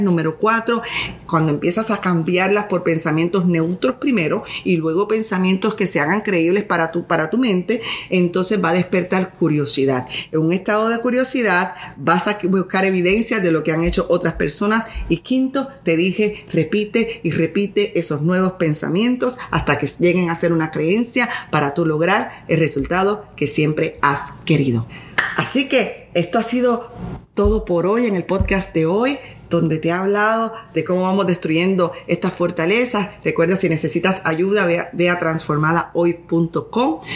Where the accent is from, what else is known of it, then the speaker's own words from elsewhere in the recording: Puerto Rico; yo vengo de un país tercer mundo, soy de Puerto Rico